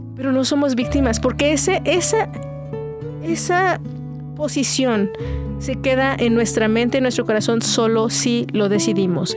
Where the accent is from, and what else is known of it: Mexico